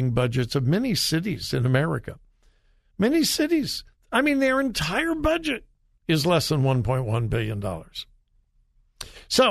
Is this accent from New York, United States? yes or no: no; Los Angeles, California, United States; My hometown of Los Angeles